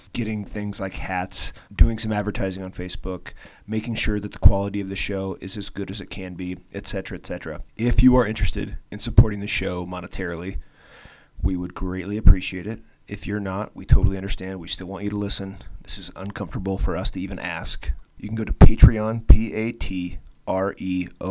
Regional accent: Iowa, United States; I'm from Iowa

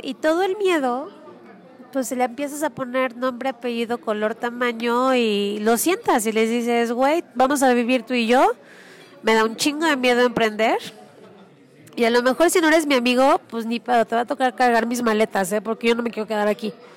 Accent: Mexico; soy mamá mexicana

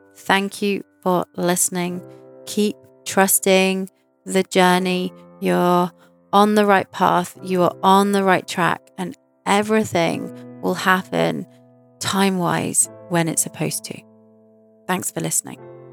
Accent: United Kingdom; in London, in my home country

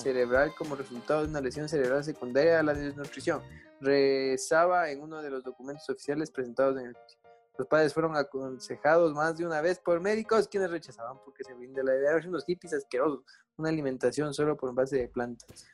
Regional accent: Latacunga, Cotopaxi, Ecuador; mi tierrita linda

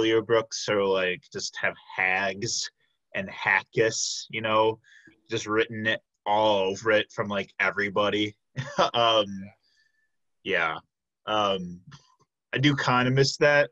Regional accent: Chicago, Illinois, United States; moved away as an adult; now in Milwaukee, United States; I am originally from the Chicago area, but I came up here

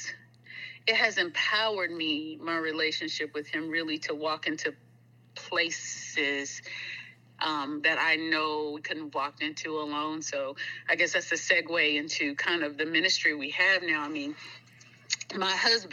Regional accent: Greensboro, North Carolina, United States; moved away; also born or lived in East Texas; I grew up in Greensboro, North Carolina

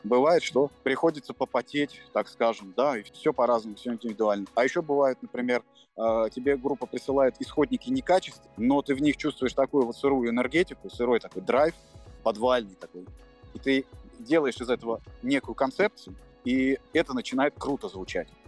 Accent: Moscow, Russia; я родился в Москве

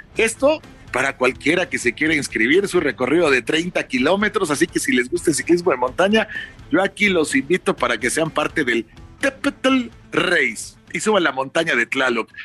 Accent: Mexico

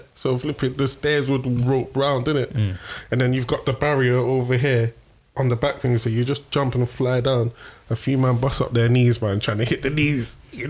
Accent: London, United Kingdom; I'm from South London, so Croydon's not that far.

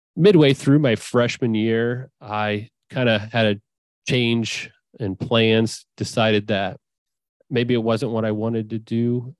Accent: Findlay, Ohio, United States; also born or lived in Savannah, Georgia / Indiana; I grew up in Findlay, Ohio.

